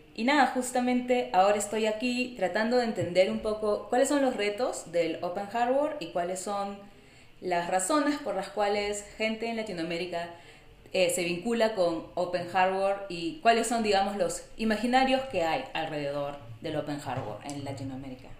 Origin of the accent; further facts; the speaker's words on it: Lima, Peru; moved away as an adult; also born or lived in New York, United States; now in San Diego, United States; soy de Perú, soy de Lima